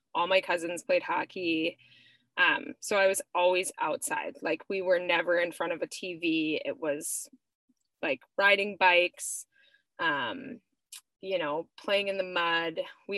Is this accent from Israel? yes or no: no; Etna, California, United States; I was born in Southern California, but then we moved to Etna, California, where my parents managed a Christian ranch. So I grew up, my first 4 years of life were spent on a ranch.